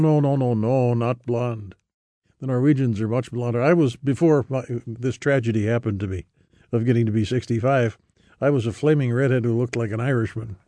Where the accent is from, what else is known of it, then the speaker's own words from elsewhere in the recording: Minneota, Minnesota, United States; also born or lived in Iceland / Seattle; a book about Mineota, one of my books, and about my hometown